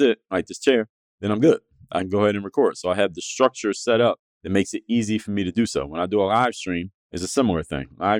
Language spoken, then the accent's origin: English; Philadelphia, Pennsylvania, United States; now in Miami, United States; I'm from Philadelphia